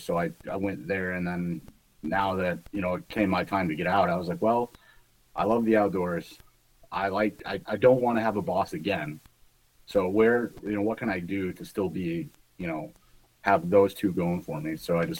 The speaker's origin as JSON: {"language": "English", "region": "Michigan", "country": "United States", "tie": "born or raised there", "lives_now": "New York, United States", "said": "Originally, I grew up in Michigan, but I settled in upstate New York."}